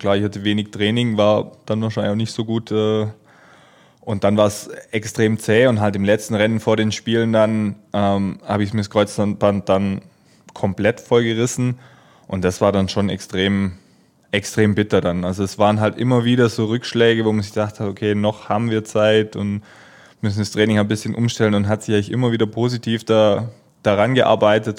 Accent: Germany; als Deutscher

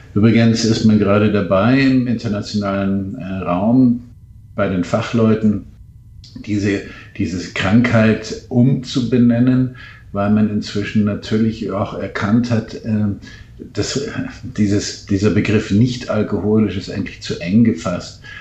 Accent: Munich, Bavaria, Germany; in München mit Übergewicht geboren

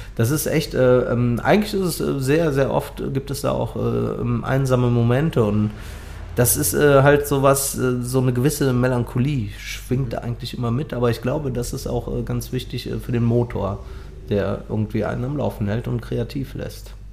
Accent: Cologne, North Rhine-Westphalia, Germany; accent: Kölsch; first language Kölsch; ich komme aus Ehrenfeld, wohne aber jetzt seit zehn Jahren in Bickendorf

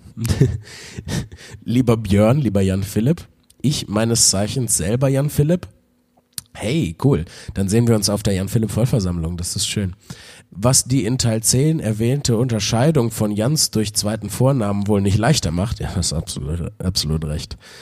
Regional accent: Wuppertal, North Rhine-Westphalia, Germany; moved away; bin ich heute in Wuppertal, in meiner alten Heimatstadt, wo ich geboren und äh, aufgewachsen bin.

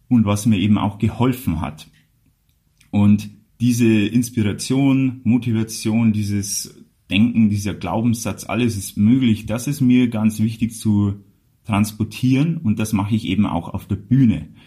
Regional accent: Bavaria, Germany; dann ist auch äh, von meinem Outfit schon klar, wo ich herkomme, nämlich aus Bayern und dann ist es sprachlich auch nicht mehr so wichtig. Also ich tue mein Bestes, was das Hochdeutsche angeht.

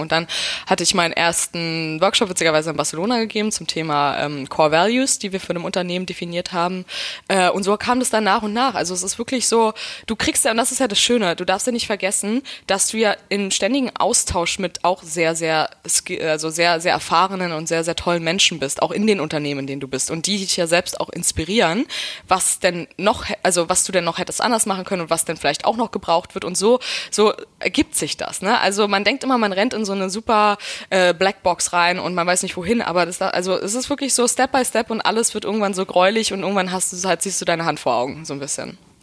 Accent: Brandenburg, Germany; also born or lived in Berlin; Ich bin Berlinerin, ja. Ähm, ich komme aus äh, Hinterpankow

